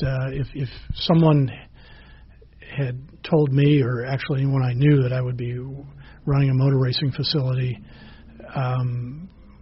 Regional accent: Monterey, California, United States; I grew up in Monterey, which is about 150 miles south of here

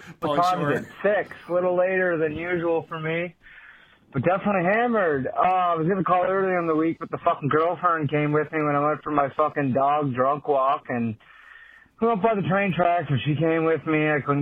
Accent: Canada; I'm from Canada.

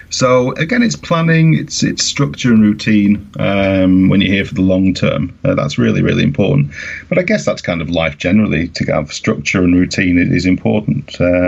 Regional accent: Manchester, North West England, United Kingdom; now in Tromsø, Norway; I come from Manchester

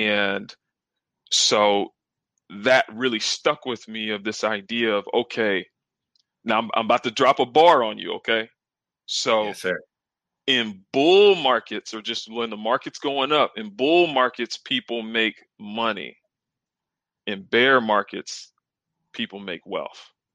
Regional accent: South Carolina, United States; I'm actually from the South. I'm from South Carolina. Uh, grew up, got two siblings

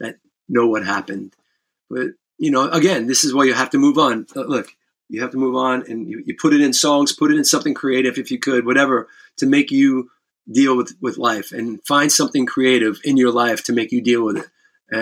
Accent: New York City, New York, United States; I grew up in the Bronx

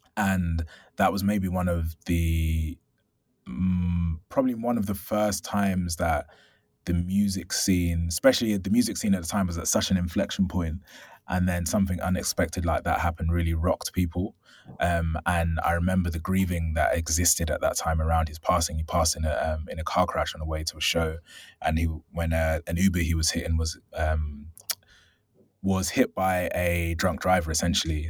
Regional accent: London, United Kingdom; I'm originally from South London

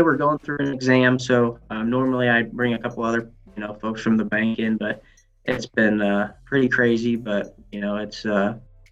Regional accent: Farmington, Illinois, United States; I grew up in Farmington, Greene County. I live that way.

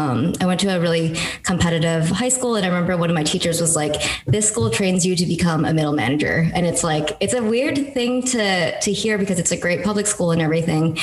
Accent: San Francisco, California, United States; I grew up in San Francisco

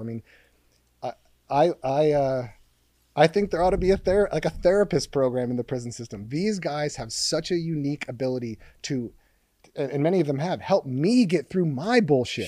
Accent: Hermosa Beach, California, United States; I was walking home from Hermosa Valley School, I think I was six or seven

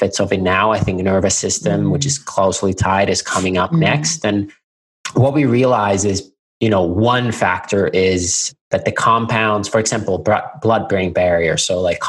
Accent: Finland; moved away; I'm originally from Finland, hence the really difficult name by a vowel. And I'm a 13th generation family farmer. So our family has had, at least since 1619, a farm in near the town of Nokia, Finland

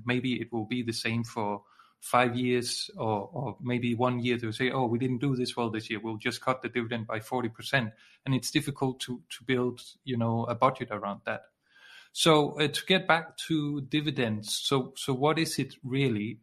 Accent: Denmark; I'm from Denmark, which is in uh, Scandinavia

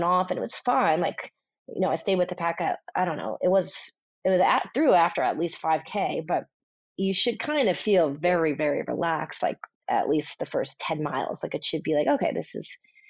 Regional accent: Long Island, New York, United States; I'm a New Yorker

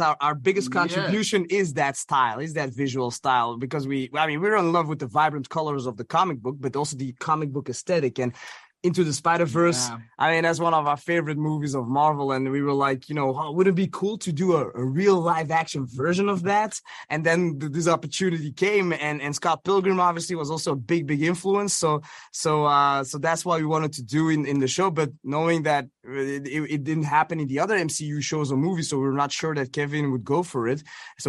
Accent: Belgium; all those TV shows that also, you know, that we grew up watching in Belgium

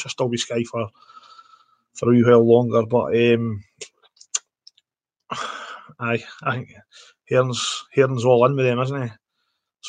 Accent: Scotland, United Kingdom; growing up in Scotland

